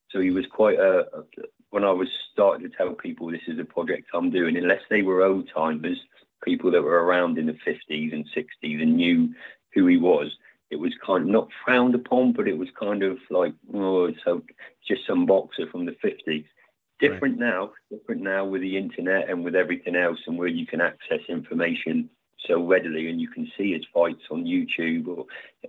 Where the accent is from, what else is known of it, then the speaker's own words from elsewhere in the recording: England, United Kingdom; I'm from Scottish heritage, so I'm an English guy with Scottish background.